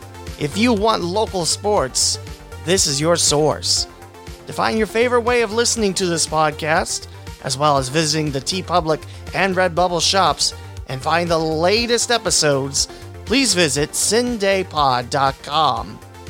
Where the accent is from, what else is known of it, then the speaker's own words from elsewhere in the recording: Twin Valley South, Ohio, United States; my hometown Twin Valley South Panthers.